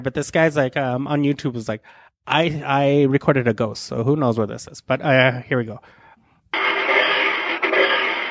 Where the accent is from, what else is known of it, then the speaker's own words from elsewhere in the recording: Nyssa, Oregon, United States; I was born in Nyssa, Oregon, and the town only has like 2,000 people